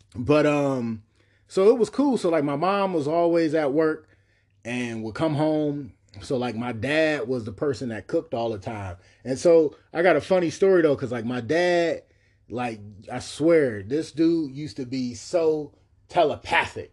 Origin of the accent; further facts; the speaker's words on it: Cleveland, Ohio, United States; also born or lived in Bedford Heights, Ohio; I remember a lot about growing up on Kinsman, man, on one hundred forty-six